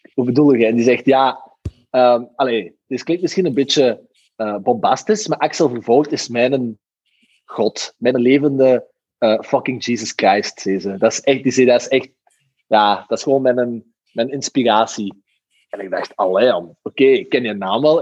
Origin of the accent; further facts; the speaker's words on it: Belgium; als Belg